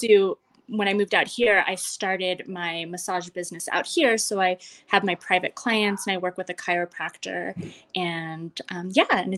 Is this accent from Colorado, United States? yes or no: yes; Western Slope, Colorado, United States; moved away as an adult; also born or lived in Boulder, Colorado / Las Vegas, Nevada; I grew up in Colorado, Southwestern Slope, very small town. And I actually am back here now in Montrose, Colorado